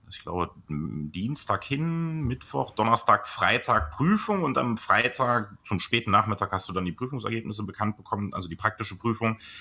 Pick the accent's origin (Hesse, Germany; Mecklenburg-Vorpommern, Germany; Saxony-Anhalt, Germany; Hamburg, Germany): Saxony-Anhalt, Germany; Blankenburg; bei uns in Blankenburg, was ja tatsächlich mein Geburtsort ist, und das ist unlängst vor meinem Elternhaus